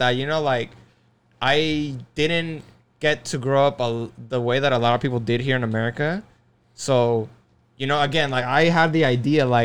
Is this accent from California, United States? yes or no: yes; California, United States; also born or lived in Las Vegas; I'm from California because. Yeah.